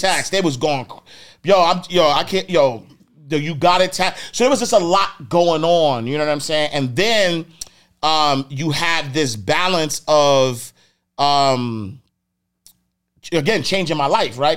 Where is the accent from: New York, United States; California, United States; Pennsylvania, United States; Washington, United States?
New York, United States; New York City; I'm from Harlem. Like, I'm from the streets